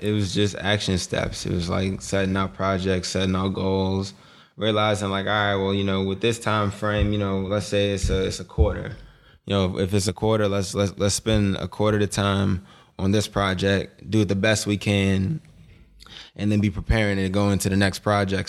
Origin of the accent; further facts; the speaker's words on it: Boston, Massachusetts, United States; we, we grew up in Boston. We grew up in Dorchester in Boston